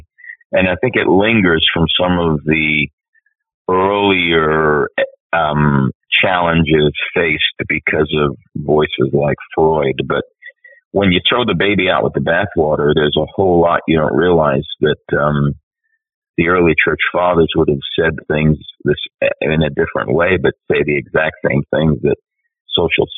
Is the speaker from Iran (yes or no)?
no; New York, United States; as an Italian growing up in New York, we New York Italians wrote the book on dysfunction